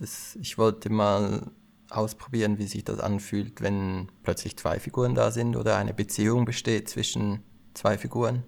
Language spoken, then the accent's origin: German; Aargau, Switzerland; also born or lived in Lausanne; Ich komme aus dem Kanton Aargau